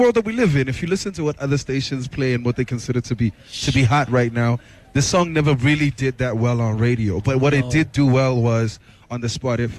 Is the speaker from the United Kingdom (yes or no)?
no; Tembisa, Gauteng, South Africa; also born or lived in Katlehong; I grew up partly in Tembisa and Katlehong.